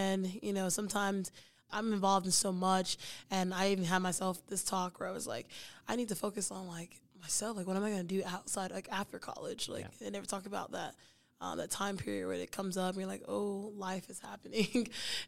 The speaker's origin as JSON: {"language": "English", "region": "Texas", "country": "United States", "moved": "as an adult", "said": "I was like, oh, I'm new to New Mexico. I was like, I was from Texas, new to New Mexico."}